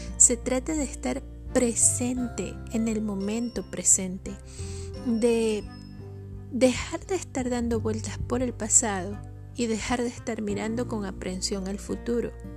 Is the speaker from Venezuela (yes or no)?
yes; Venezuela; Yo soy venezolana